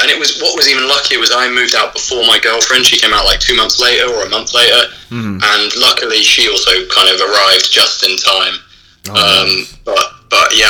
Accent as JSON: {"language": "English", "region": "London", "country": "United Kingdom", "moved": "as an adult", "lives_now": "Valencia, Spain", "said": "I'm from London originally, but I live in Valencia now. We're on Madrid time, that's the time zone."}